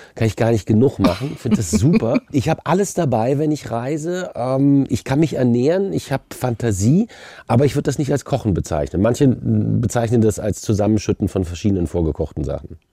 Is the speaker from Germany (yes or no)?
yes; Düsseldorf, North Rhine-Westphalia, Germany; moved away as an adult; now in Berlin, Germany; ich komme aus Düsseldorf